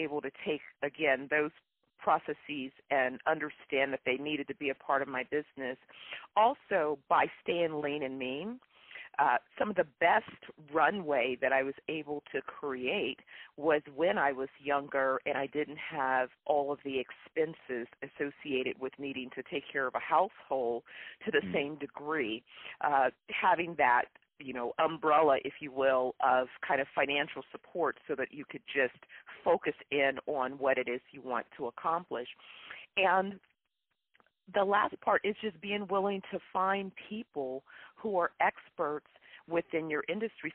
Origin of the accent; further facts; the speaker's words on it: Bay Area, California, United States; I'm from the Bay Area